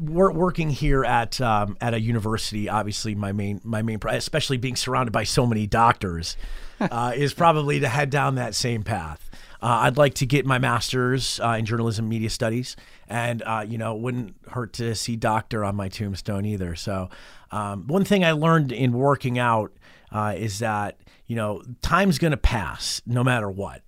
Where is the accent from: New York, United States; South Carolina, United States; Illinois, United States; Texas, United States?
New York, United States; Rochester; moved away as an adult; also born or lived in Cayman Islands; now in Las Vegas, United States; I'm originally from Rochester, New York, which is just about, uh, sixty miles east of Buffalo. It's in western New York